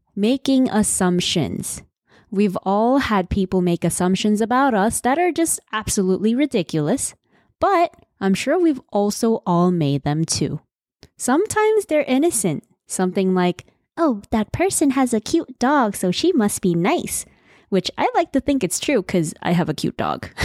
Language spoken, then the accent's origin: English; Seoul, South Korea; I was born in Seoul, the busiest city in South Korea